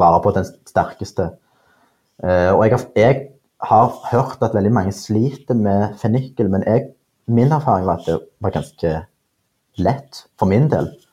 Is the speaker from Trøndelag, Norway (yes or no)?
no; Stavanger, Rogaland, Norway; jeg er jo fra Stavanger